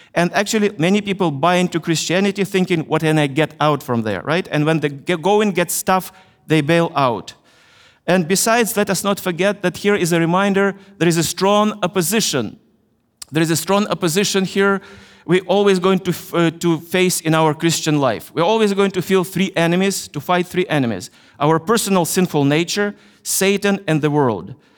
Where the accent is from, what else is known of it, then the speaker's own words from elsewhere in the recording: Ukraine; I was born in Ukraine, in, in the Soviet Union, the country I, I loved, which collapsed in 1991, and now my country is Ukraine